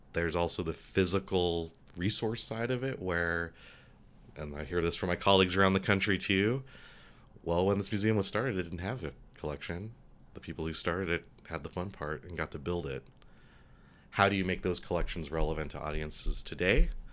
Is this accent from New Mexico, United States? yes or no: yes; Albuquerque, New Mexico, United States; I grew up in Albuquerque